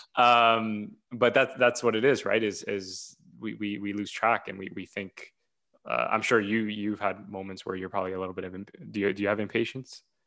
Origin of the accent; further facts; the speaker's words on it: Ontario, Canada; I'm from Ontario, Canada